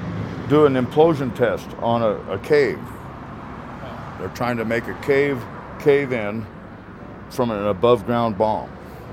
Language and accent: English; Tonopah, Nevada, United States; I'm from Tonopah, Nevada. I graduated high school here in 1980.